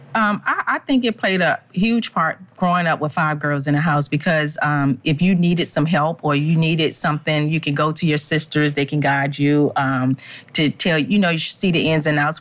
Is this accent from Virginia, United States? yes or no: yes; Richmond, Virginia, United States; We're from Richmond, Virginia